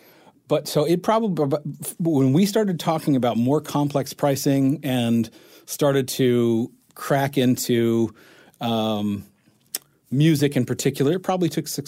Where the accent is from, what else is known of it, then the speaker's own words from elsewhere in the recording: South Carolina, United States; moved away as an adult; also born or lived in Japan; I grew up in South Carolina.